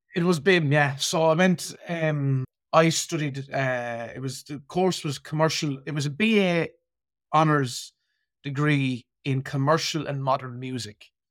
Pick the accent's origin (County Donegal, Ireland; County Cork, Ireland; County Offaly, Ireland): County Offaly, Ireland; Birr; I kinda remember growing up in Borough